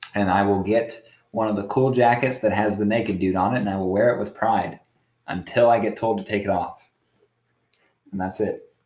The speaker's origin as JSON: {"language": "English", "town": "New Philadelphia", "region": "Ohio", "country": "United States", "tie": "born or raised there", "moved": "yes", "said": "my hometown, which is New Philadelphia, Ohio, you can look it up. Population 14,000."}